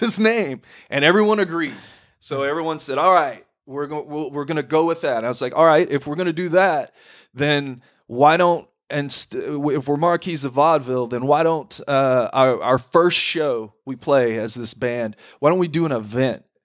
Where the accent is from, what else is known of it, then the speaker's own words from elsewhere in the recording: Corsicana, Texas, United States; I grew up in Corsicana